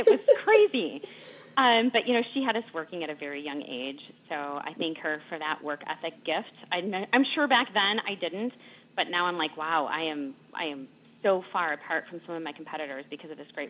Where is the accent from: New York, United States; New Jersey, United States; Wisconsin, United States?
Wisconsin, United States; We're from Wisconsin.